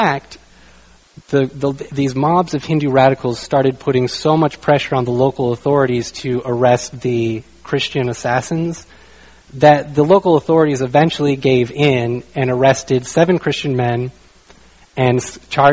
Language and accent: English; United States; I'm from the United States